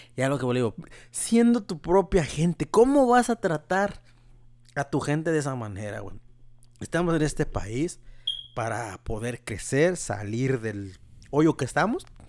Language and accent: Spanish; Mexico; moved away; yo soy mexicano